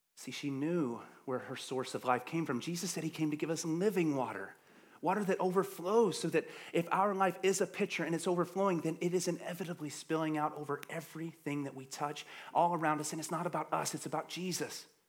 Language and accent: English; the South, United States; I'm from the South